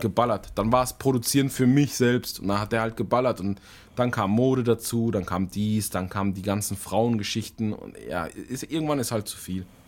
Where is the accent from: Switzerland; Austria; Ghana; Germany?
Germany; bei uns in Deutschland